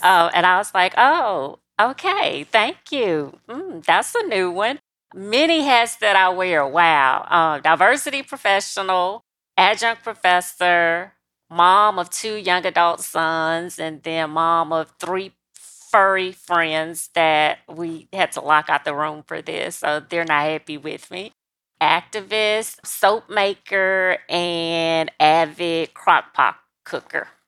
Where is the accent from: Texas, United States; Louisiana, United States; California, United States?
Louisiana, United States; South; South Louisiana. So I'm sixty miles outside of New Orleans and thirty miles from the state capital of Louisiana, which is Baton Rouge